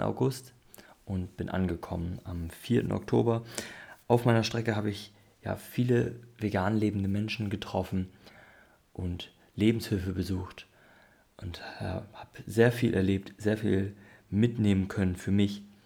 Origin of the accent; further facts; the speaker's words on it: Northern Germany, Germany; now in Oldenburg, Germany; im Norden geboren, im Norden aufgewachsen